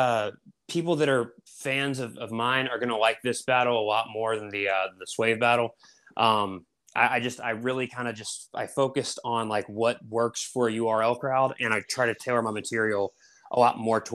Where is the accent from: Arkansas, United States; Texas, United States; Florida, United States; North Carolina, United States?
North Carolina, United States; Raleigh; I'm from Raleigh, North Carolina